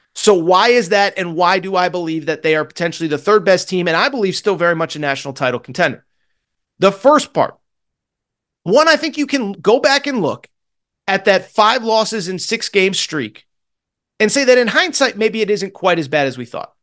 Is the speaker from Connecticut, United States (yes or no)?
yes; Connecticut, United States; I grew up in Connecticut